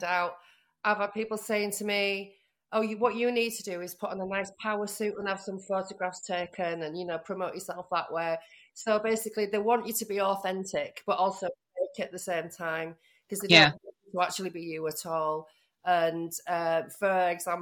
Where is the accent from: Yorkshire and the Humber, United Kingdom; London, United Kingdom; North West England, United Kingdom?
Yorkshire and the Humber, United Kingdom; Leeds; now in Liverpool, United Kingdom; I live in Liverpool. I'm from Leeds, though.